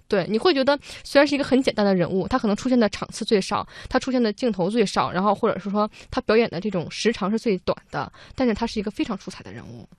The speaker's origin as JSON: {"language": "Chinese", "region": "Beijing", "country": "China", "said": "因为我是北方人啊，我北京人，我对这个南方语系不了解"}